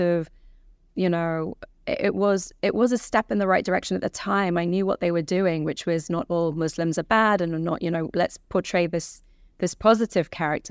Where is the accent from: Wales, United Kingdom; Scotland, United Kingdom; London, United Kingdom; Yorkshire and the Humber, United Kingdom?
London, United Kingdom; also born or lived in Iran; And so I grew up in London in council flats and bed and breakfasts